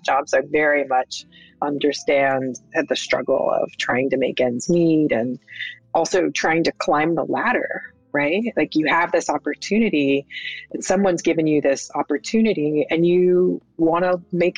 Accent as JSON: {"language": "English", "region": "Texas", "country": "United States", "tie": "born or raised there", "moved": "yes", "said": "I wasn't born there. I grew up mostly in Texas"}